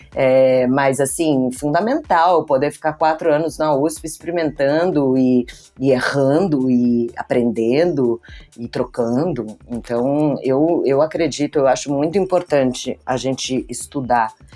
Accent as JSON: {"language": "Portuguese", "country": "Brazil", "tie": "born or raised there", "said": "eu vim para cá e nasci no Brasil"}